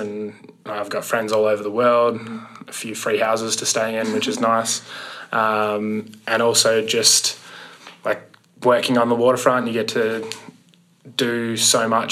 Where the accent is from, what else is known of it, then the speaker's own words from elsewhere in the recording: Melbourne, Victoria, Australia; I'm from Melbourne, Australia.